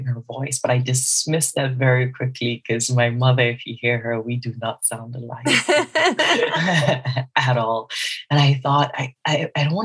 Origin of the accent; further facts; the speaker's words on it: Southeast Nigeria, Nigeria; I am Nigerian, and I'm also Igbo within Nigeria, some southeast of Nigeria